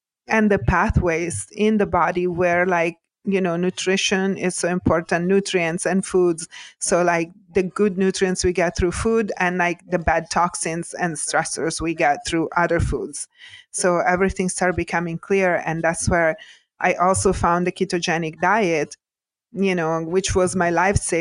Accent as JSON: {"language": "English", "country": "Italy", "tie": "born or raised there", "moved": "as an adult", "lives_now": "United States", "said": "I was born and raised in Italy and grew up, kind of old school"}